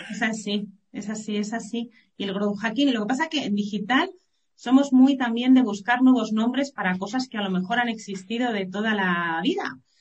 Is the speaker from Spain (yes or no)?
yes; Madrid, Community of Madrid, Spain; also born or lived in Málaga; Yo ya me volví de Málaga, volví a Madrid, que yo soy madrileña